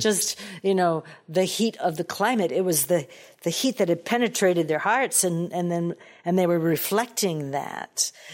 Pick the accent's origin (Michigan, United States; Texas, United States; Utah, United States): Michigan, United States; Detroit; born and raised in Motown